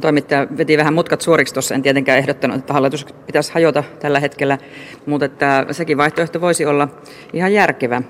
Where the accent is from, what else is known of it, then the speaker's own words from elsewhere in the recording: Eastern Finland, Finland; itse tulen Itä-Suomesta